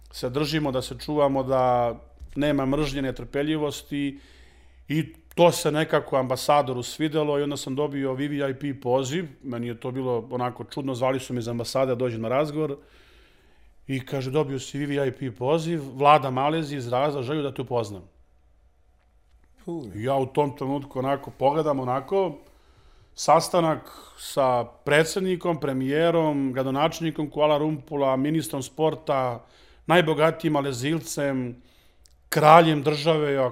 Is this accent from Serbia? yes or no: yes; Serbia